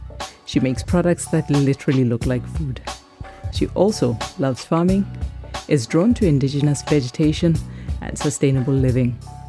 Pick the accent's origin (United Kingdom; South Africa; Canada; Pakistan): South Africa; moved away as an adult; now in Copenhagen, Denmark; Copenhagen, Denmark, which is where I've been living for the past 12 years. Today, we expand the conversation to include my home country, South Africa